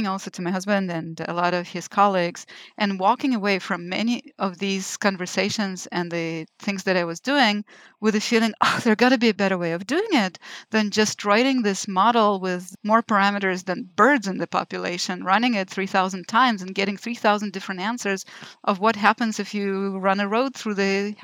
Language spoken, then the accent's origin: English; Lithuania; moved away as an adult; also born or lived in Israel; now in United States; I was born in Lithuania, which at the time was still Soviet Union